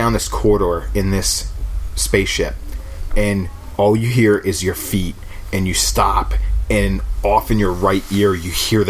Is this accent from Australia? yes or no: yes; Australia; I'm from Australia.